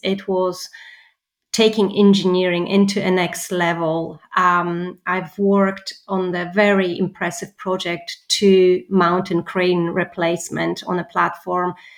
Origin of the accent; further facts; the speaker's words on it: Poland; moved away; I'm from Poland